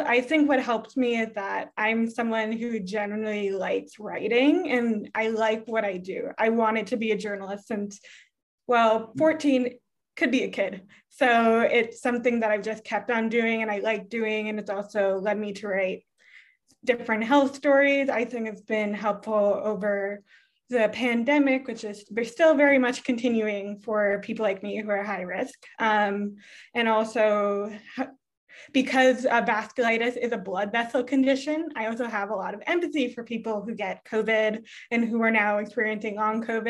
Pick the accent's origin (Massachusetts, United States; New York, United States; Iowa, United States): Massachusetts, United States; moved away as an adult; also born or lived in Winnipeg, Canada / Quebec, Canada; now in California, United States; I lived there 0 to 6, then in Massachusetts, 6 to 18